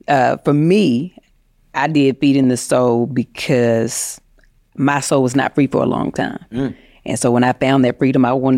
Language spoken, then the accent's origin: English; the South, United States; oh, I grew up in the South, right? So I grew up going to church